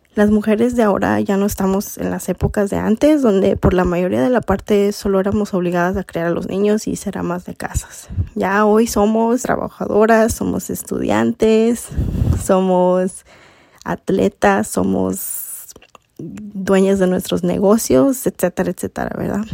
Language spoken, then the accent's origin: Spanish; Elkhart, Indiana, United States; first language Spanish; also born or lived in Acapulco, Guerrero, Mexico; now in Chicago, United States; Y cuando cumplí cinco años, nos movimos a un pueblo que se llama Elkhart, Indiana y viví en Indiana 23 años